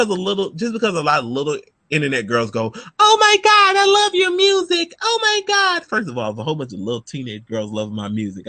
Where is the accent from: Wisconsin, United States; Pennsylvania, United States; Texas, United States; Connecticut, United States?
Pennsylvania, United States; Philadelphia; I'm from Philly. Will we bang them hammers?